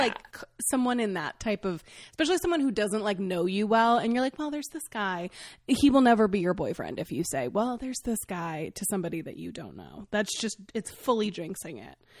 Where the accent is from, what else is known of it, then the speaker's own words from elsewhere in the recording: Maine, United States; I grew up in Maine